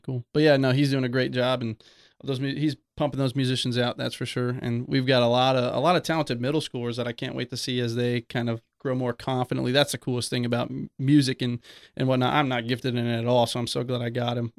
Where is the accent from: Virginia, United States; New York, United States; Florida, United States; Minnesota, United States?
Florida, United States; Oviedo; also born or lived in West Orlando, Florida; I was born and raised in Oviedo, Florida, so not too far, about East, East Orlando